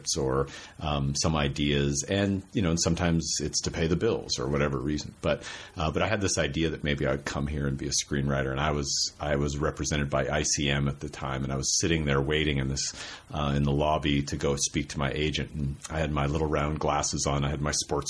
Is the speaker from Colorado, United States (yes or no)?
no; Spokane, Washington, United States; I grew up in Spokane, Washington, didn't go on an airplane until I was 20